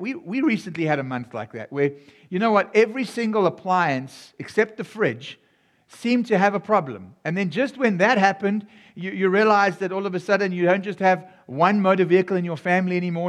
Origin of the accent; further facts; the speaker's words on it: South Africa; now in United States; Yes, my voice sounds a bit different. My, I, I come from South Africa, even though I'm serving here in America.